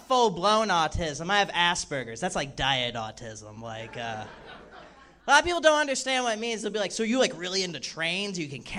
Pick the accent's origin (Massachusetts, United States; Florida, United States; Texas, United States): Texas, United States; Dallas; now in Los Angeles, United States